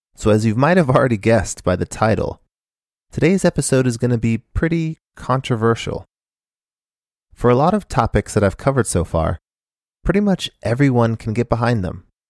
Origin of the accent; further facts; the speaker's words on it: Phoenix, Arizona, United States; moved away as an adult; also born or lived in Japan; I grew up in Phoenix, Arizona